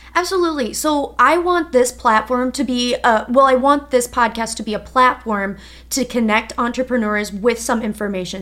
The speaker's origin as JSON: {"language": "English", "region": "Minnesota", "country": "United States", "also_born_or_lived": "Wisconsin", "moved": "as an adult", "said": "so I'm from Minnesota originally"}